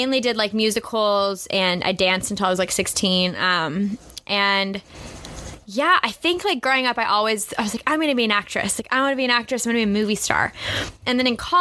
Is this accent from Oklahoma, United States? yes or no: no; Coppell, Texas, United States; moved away as an adult; also born or lived in Austin, Texas / Nashville, Tennessee; now in Los Angeles, United States; from Texas, I grew up in Dallas, grew up in Coppell, which is a little city, like, 25 minutes outside of downtown